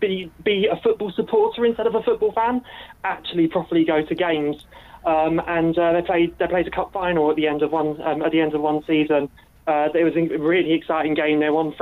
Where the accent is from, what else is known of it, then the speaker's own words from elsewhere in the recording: Bromley, London, United Kingdom; I'm from Bromley. I was born in Bromley. I pretty much lived there all my life.